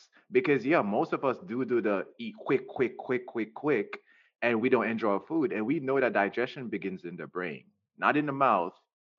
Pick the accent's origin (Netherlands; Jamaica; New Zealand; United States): Jamaica; Especially I'm Jamaican. I love my people, but I'm going to say this, we're very close-minded people.